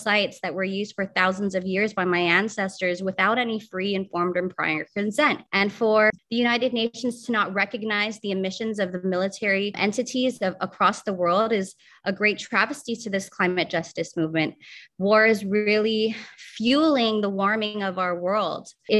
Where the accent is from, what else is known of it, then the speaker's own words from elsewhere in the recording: Guam; also born or lived in Micronesia; I come from Guam, and a third of our island is used for military use.